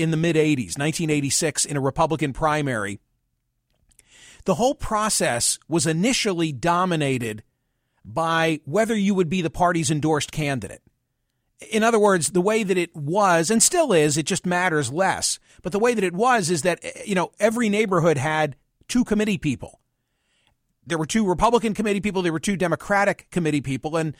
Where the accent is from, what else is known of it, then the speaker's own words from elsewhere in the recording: Pennsylvania, United States; in my home state of Pennsylvania